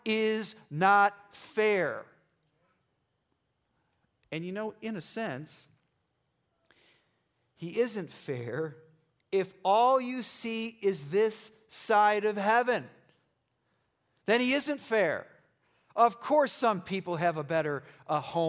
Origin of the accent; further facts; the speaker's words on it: Irondequoit, New York, United States; I grew up in Irondequoit near the lake